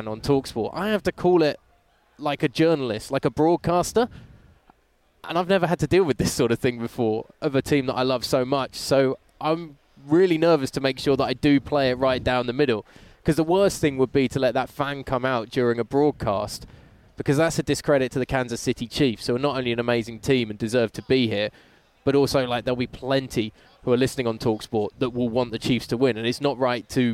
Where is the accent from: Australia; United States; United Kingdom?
United Kingdom; England; as an English person